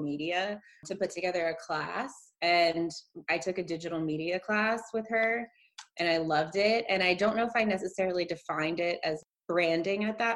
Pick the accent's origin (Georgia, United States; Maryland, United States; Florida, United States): Maryland, United States; outside of Baltimore, horse country; moved away as an adult; also born or lived in New Orleans; now in Houston, United States; I'm from outside of Baltimore, and I grew up kind of what I would call like horse country Maryland, and went to school in the suburbs of Baltimore